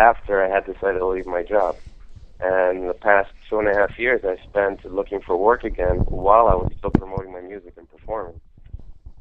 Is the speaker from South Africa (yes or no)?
no; Dominican Republic; moved away as an adult; now in Westchester, United States; I'm from Dominican Republic, came here for college